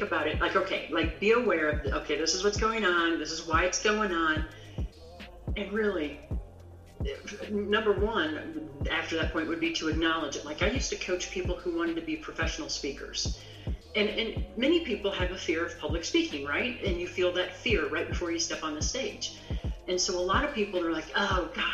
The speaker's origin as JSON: {"language": "English", "region": "Midwest", "country": "United States", "tie": "born or raised there", "moved": "yes", "lives_now": "Rocky Mountains, United States", "said": "I grew up in the Midwest, which is really flat."}